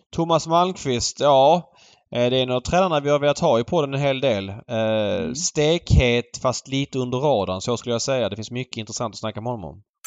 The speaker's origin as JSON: {"language": "Swedish", "town": "Malmö", "region": "Skåne", "country": "Sweden", "tie": "born or raised there", "said": "jag växte upp i Jägersro på 00-talet"}